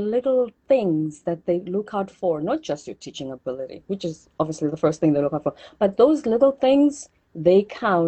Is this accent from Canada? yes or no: no; South Africa; moved away as an adult; also born or lived in South Korea; I come from South Africa